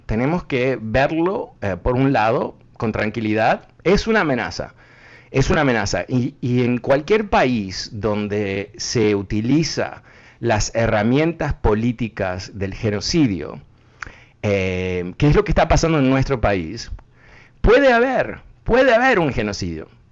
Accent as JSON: {"language": "Spanish", "region": "Connecticut", "country": "United States", "tie": "born or raised there", "said": "de chico en Connecticut, a dos cuadras donde yo vivía"}